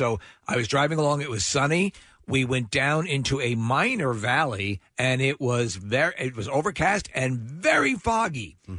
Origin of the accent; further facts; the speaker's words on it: Long Island, New York, United States; Growing up on Long Island, we had you would have situations where you would have dramatic differences on each side of the island.